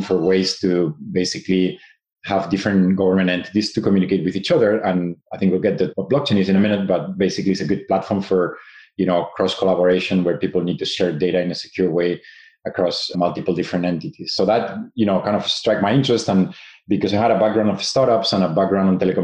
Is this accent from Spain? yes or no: yes; Spain; moved away as an adult; also born or lived in Japan; now in United States; I'm originally from Spain, but I studied in Japan at the Tokyo Institute of Technology